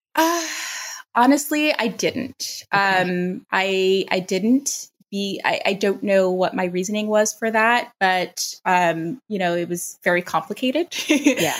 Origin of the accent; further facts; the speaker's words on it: New York City, New York, United States; also born or lived in Long Island, New York; I am a native New Yorker. I grew up in the Bronx. I was born there and was there for about 10 years until my family moved us to the suburbs of Long Island.